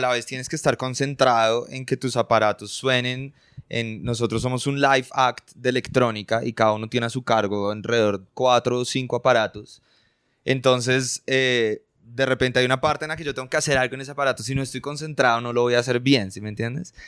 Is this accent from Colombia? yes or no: yes; Colombia; nosotros somos colombianos